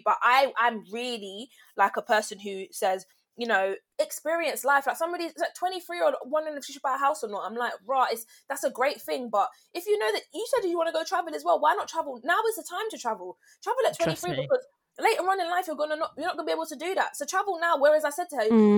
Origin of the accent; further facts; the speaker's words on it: London, United Kingdom; I went to uni in London. I'm from London, but I was like, let me move out